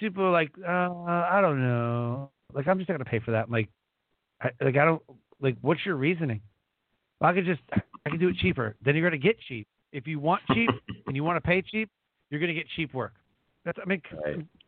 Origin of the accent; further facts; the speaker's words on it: Detroit, Michigan, United States; we grew up in Detroit, didn't really have a lot either